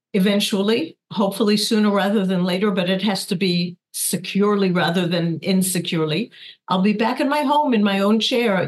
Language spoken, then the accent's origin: English; New York, United States; moved away as an adult; now in Kibbutz Nirim, Israel; I was born in the Bronx, and raised